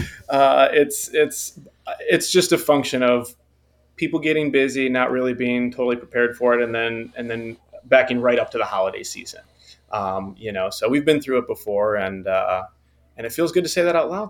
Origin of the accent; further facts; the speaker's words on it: Southeast Michigan, United States; I'm from Michigan, Southeast Michigan.